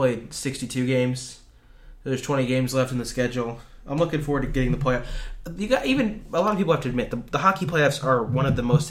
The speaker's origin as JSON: {"language": "English", "region": "Illinois", "country": "United States"}